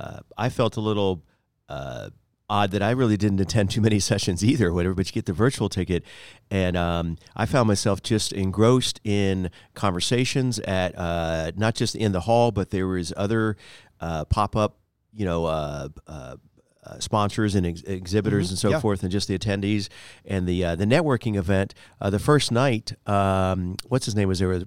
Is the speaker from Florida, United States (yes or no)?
yes; Florida, United States; also born or lived in Miami; I was born in Miami, but after okay. 13 months old, I decided to move. I was so over South Beach after a year old, but grew up in Central Florida, quite about 30 minutes from Orlando.